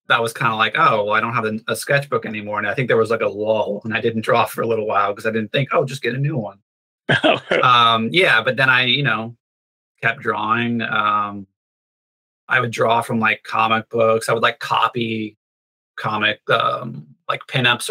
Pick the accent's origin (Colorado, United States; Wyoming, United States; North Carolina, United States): North Carolina, United States; I grew up in North Carolina